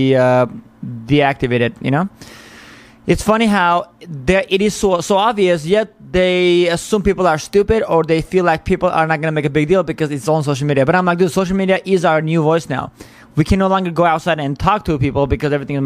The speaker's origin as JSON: {"language": "English", "country": "United States", "said": "as an American"}